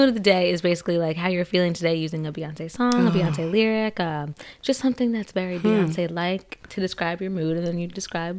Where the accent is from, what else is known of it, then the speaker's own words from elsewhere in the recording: New Jersey, United States; New Jersey.